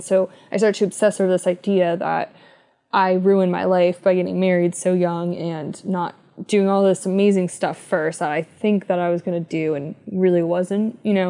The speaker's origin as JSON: {"language": "English", "region": "East Coast", "country": "United States", "lives_now": "West Coast, United States", "said": "but I'm from the East Coast and then I moved to the West Coast."}